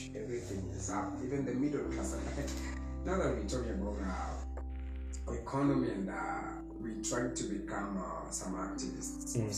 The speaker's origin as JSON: {"language": "English", "country": "Kenya", "said": "as a Kenyan"}